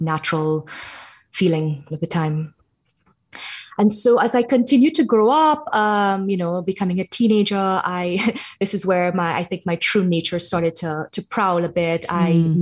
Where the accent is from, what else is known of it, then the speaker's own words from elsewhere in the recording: Trinidad & Tobago; I grew up in Trinidad in the Caribbean